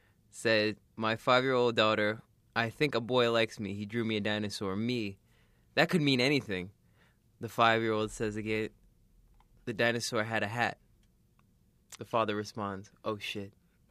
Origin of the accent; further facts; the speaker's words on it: New York, United States; We're from New York.